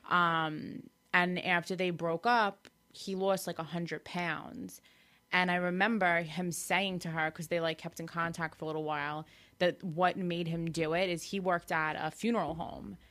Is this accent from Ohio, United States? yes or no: no; Farmingdale, New York, United States; I'm from Farmingdale